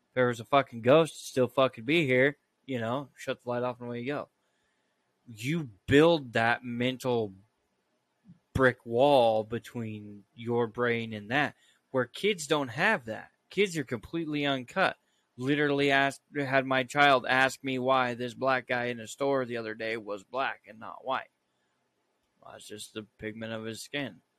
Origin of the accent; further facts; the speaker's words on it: Idaho, United States; growing up in Idaho